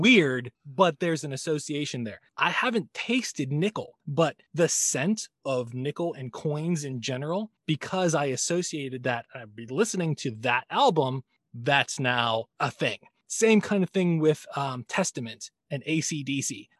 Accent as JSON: {"language": "English", "country": "United States", "said": "as an American male that was born in the seventies"}